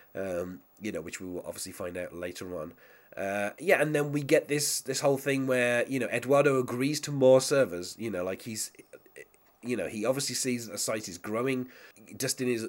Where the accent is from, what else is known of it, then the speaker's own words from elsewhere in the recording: England, United Kingdom; as an Englishman myself